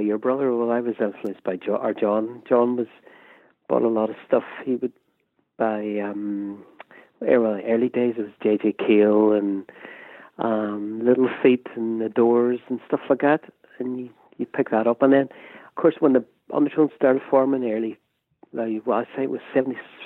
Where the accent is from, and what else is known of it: Derry, Northern Ireland, United Kingdom; born or raised there